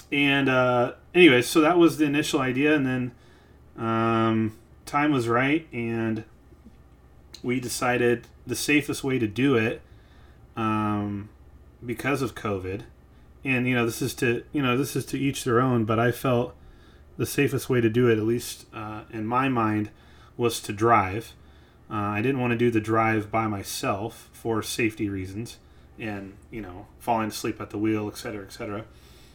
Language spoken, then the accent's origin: English; Missouri, United States; now in Los Angeles, United States; growing up in Missouri